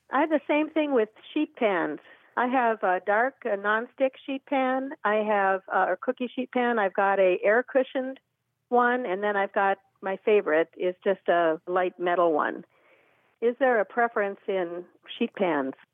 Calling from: Venice, Florida, United States; I'm calling from Venice, Florida

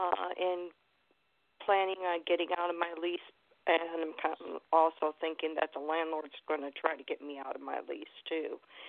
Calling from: Manatee County, Florida, United States; I am calling from Manatee County.

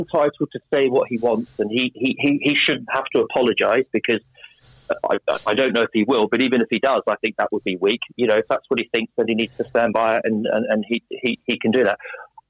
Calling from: London, United Kingdom; London, southwest London.

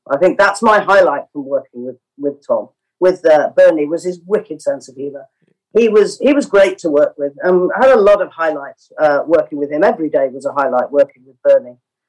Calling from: London, United Kingdom; I'm in my home office in London.

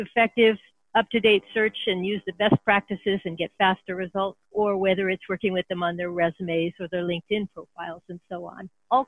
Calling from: San Francisco Bay Area, California, United States; Oh, I'm calling from the San Francisco Bay Area. And this is where I have my office.

